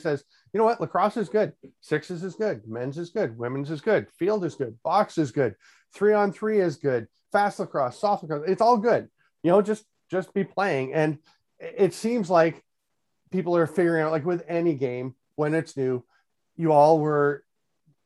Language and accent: English; Peterborough, Ontario, Canada; also born or lived in Durham, New Hampshire; I grew up in Peterborough, Ontario